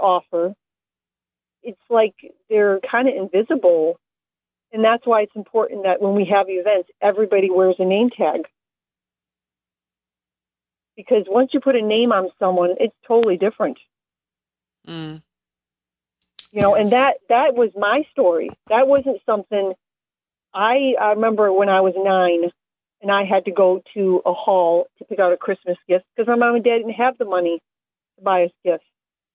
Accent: Taylor, Michigan, United States; my hometown of Taylor, Michigan

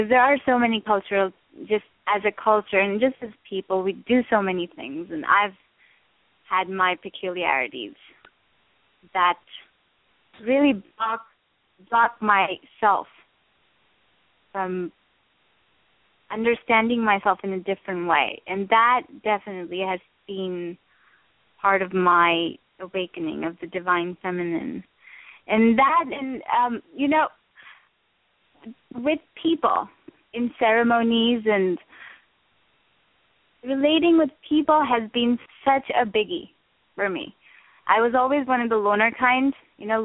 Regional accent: India; I grew up in India

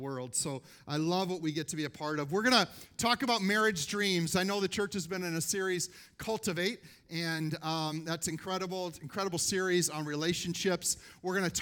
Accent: Minnesota, United States; we're from Minnesota

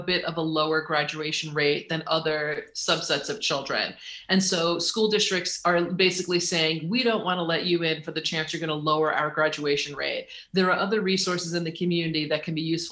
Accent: Long Island, New York, United States; I grew up on Long Island in New York

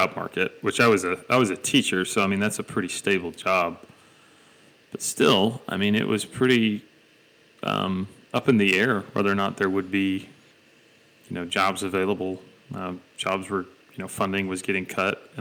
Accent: Dalton, Georgia, United States; now in Tennessee, United States; my hometown is the carpet capital of the world

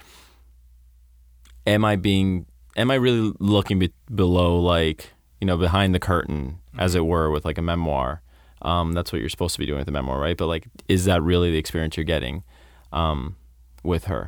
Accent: Florida, United States; I grew up in Florida

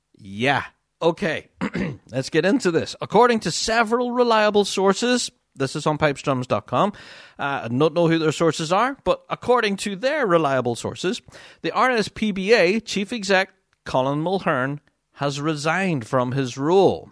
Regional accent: Magherafelt, Northern Ireland, United Kingdom; my hometown of Marifelt, uh, which is where I live.

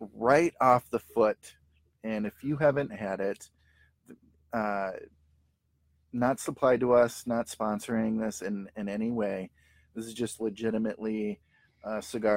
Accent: St. Paul, Minnesota, United States; we're from St. Paul, Minnesota.

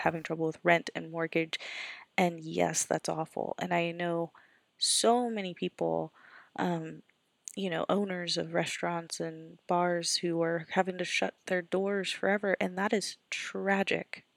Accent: Florida, United States; moved away; also born or lived in Tallahassee, Florida; I grew up in Florida

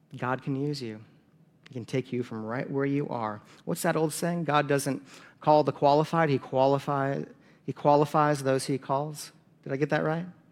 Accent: South Dakota, United States; I'm from South Dakota.

